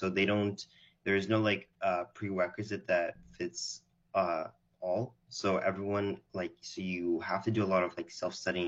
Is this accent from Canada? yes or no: yes; Canada; born or raised there; also born or lived in Israel